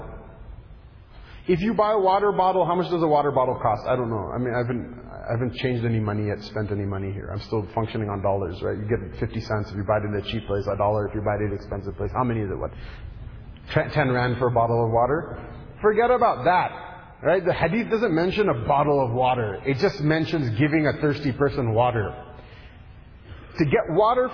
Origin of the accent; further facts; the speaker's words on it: United States; I come from America